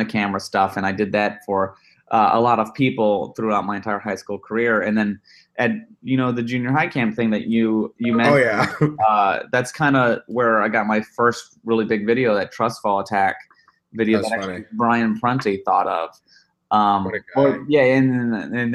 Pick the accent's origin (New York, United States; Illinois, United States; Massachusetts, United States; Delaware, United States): Illinois, United States; Chicago; now in Los Angeles, United States; I'm from Chicago land area, and I went to school in Chicago